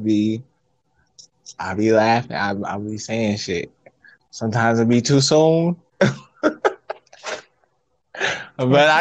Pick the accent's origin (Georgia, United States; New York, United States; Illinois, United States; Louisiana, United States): Illinois, United States; Chicago; now in Minnesota, United States; I'm from Chicago, but I'm out here in Minnesota.